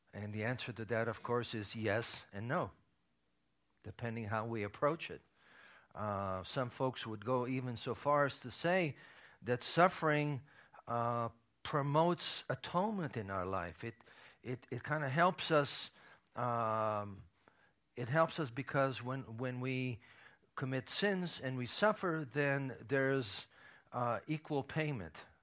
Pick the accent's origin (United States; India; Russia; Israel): Israel; as a child of a survivor, uh, growing up in Israel